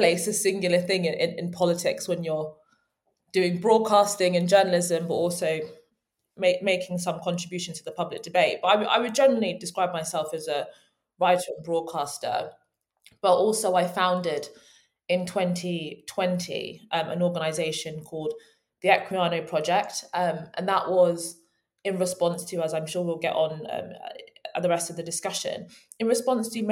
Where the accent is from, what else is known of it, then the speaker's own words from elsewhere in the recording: Kent, South East England, United Kingdom; also born or lived in London; I was born in London, but I actually grew up in Kent, the child of Nigerian immigrants in the UK